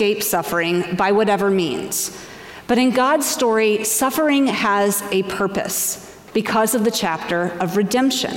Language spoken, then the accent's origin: English; Asheville, North Carolina, United States; moved away as an adult; also born or lived in Washington, D.C.; Asheville, North Carolina, my hometown, where I graduated from high school and where my parents still lived